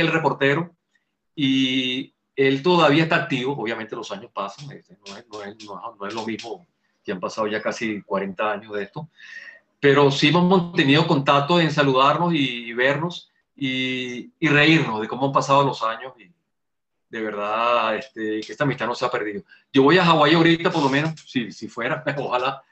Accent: Venezuela; somos los venezolanos

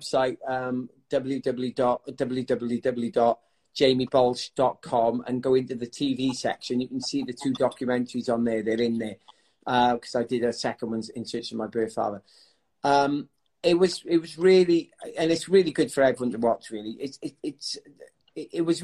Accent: South Wales, United Kingdom; I grew up in South Wales in a... an amazing family

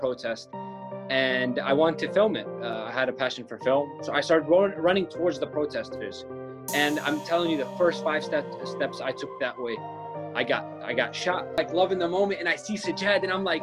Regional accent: Palestine; moved away as an adult; now in United States; I'm a Palestinian filmmaker. I grew up in Palestine, moved to the States 4 years ago

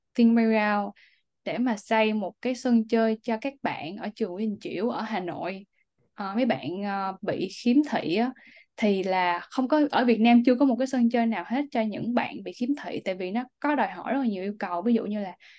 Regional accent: Vietnam; also born or lived in Singapore; now in United States; em cứ đi đâu em cũng nói là em đến từ Việt Nam

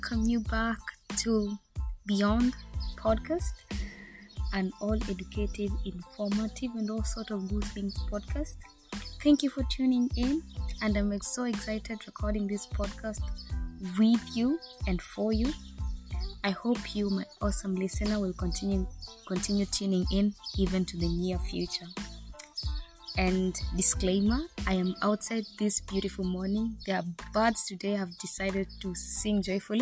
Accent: Kenya; moved away as an adult; also born or lived in Negev Desert, Israel; now in Israel; I'm currently living in Israel, in the Negev Desert. I'm here for internship, but I am a Kenyan.

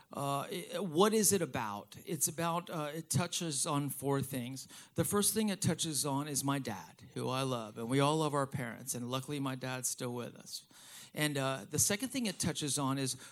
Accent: Miami, Florida, United States; I'm from Miami. I was born and raised here.

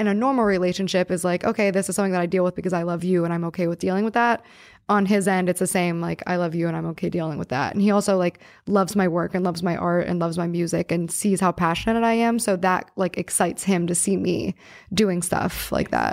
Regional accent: New Castle, Pennsylvania, United States; moved away; my hometown and, like, his uncle owned a pizza shop that I worked

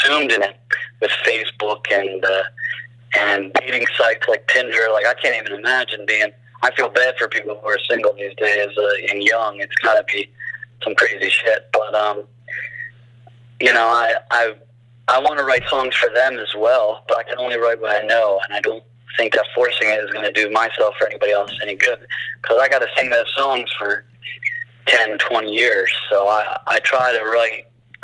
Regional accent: Bucks County, outside Philadelphia, Pennsylvania, United States; I was born in Bucks County, right outside of Philly. All my family's from South Philly

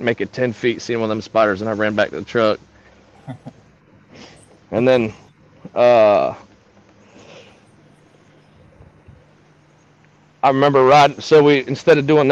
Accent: Clearwater, Florida, United States; I was born down in Clearwater, Florida

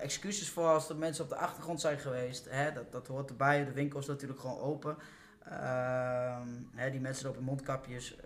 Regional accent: the East, eastern Netherlands, Netherlands; ik kom uit het Oosten

